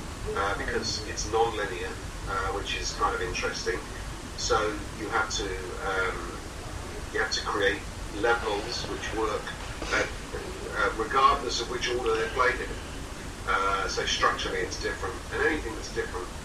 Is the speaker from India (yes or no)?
no; England, United Kingdom; I was this English guy, and I was ringing from London